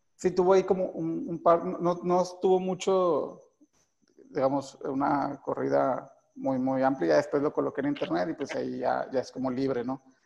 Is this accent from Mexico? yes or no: yes; Guadalupe, Zacatecas, Mexico; also born or lived in Tamazula, Durango; yo crecí en el municipio de Guadalupe eh, y nací precisamente en Durango, en un, en una, en, una, en un pequeño pueblito que se llama Tamazula